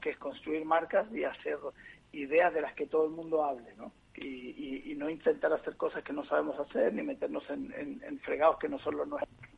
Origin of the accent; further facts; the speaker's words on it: Chile; moved away as an adult; also born or lived in Spain; now in Madrid, Spain; aunque soy chileno y llevo 20 años en España